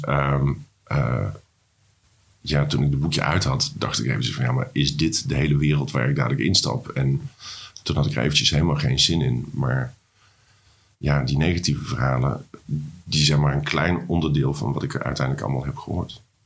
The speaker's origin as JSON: {"language": "Dutch", "region": "North Brabant", "country": "Netherlands", "tie": "born or raised there", "moved": "yes", "lives_now": "Amsterdam, Netherlands", "said": "als jongetje uit, eh, uit Brabant"}